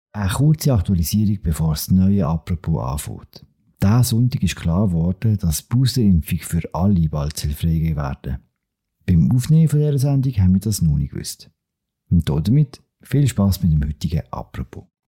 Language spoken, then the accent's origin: German; Switzerland; bei uns in der Schweiz